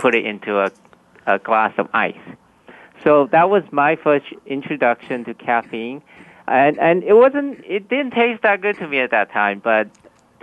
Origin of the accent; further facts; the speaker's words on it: Vietnam; moved away; I was born in Vietnam